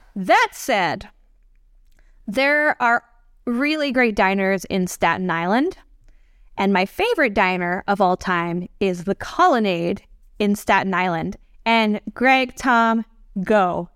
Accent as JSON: {"language": "English", "country": "American Samoa", "moved": "yes", "lives_now": "New York, United States", "said": "I am from American Samoa, which is in U S territory"}